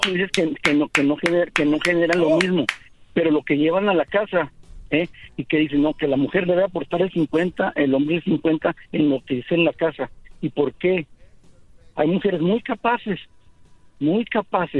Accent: Ciudad Juárez, Chihuahua, Mexico; now in El Paso, United States; yo vivo en El Paso, soy de Ciudad Juárez

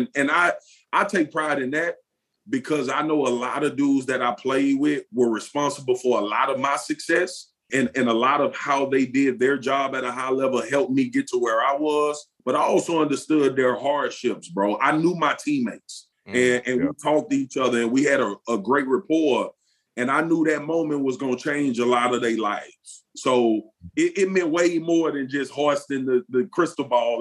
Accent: Baton Rouge, Louisiana, United States; I grew up playing in South Baton Rouge for the South Baton Rouge Rams

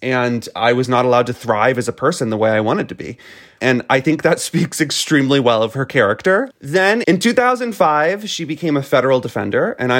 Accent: Florida, United States; in my home state of Florida

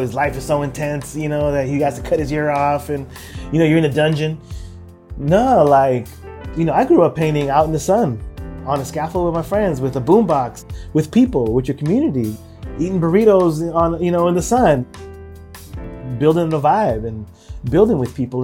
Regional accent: San Francisco, California, United States; also born or lived in El Salvador; we were all born in El Salvador. I'm the youngest of four boys. She brought us all here to San Francisco um, to avoid the war

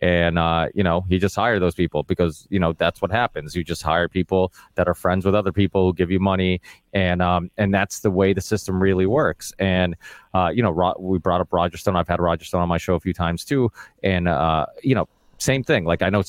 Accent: Portugal; now in Massachusetts, United States; I live in a blue state. Like I said, I was originally from Portugal, but we moved to Massachusetts.

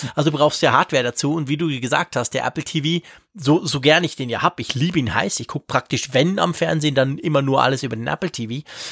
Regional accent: Switzerland; bei uns in der Schweiz

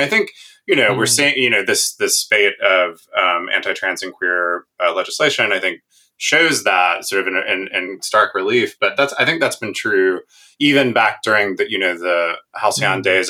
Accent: the American South, United States; speaking as a Southerner

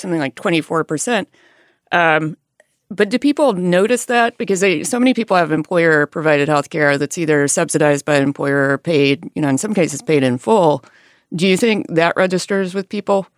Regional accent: Alabama, United States; moved away; I grew up in a rural area in Alabama

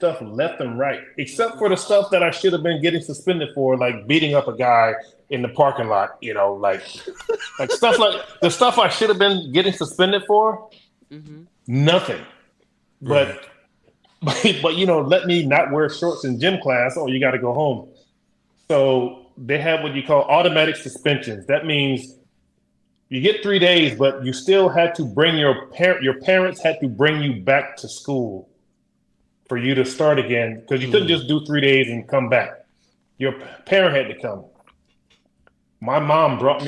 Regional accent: Orangeburg, South Carolina, United States; I grew up in South Carolina, deep South

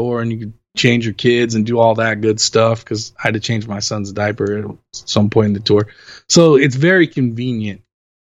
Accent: Los Angeles, California, United States; I'm born and raised in Los Angeles. I've lived here since 1978 when I was born.

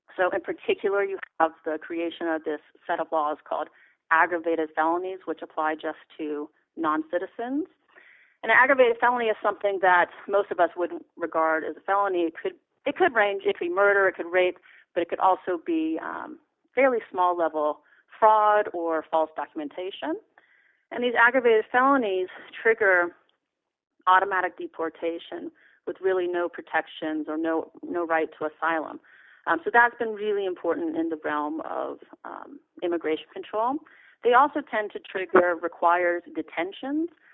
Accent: Los Angeles, California, United States; here, LA, my hometown

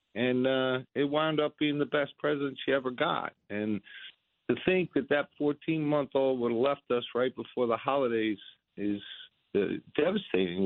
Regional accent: United States; I'm an American

